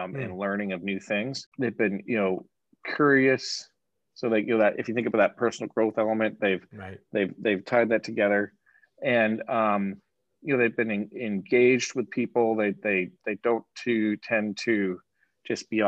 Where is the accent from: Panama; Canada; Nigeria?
Canada; moved away; I'm Canadian